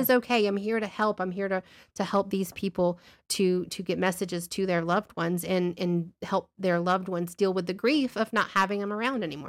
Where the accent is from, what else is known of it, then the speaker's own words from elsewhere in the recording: Alabama, United States; We're from Alabama